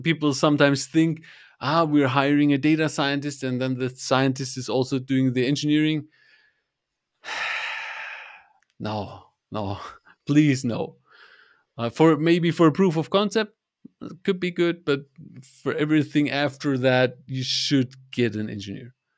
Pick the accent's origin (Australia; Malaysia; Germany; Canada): Germany; I'm from Germany